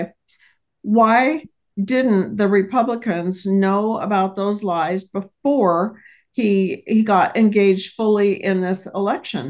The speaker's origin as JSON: {"language": "English", "country": "United States", "said": "we as American people"}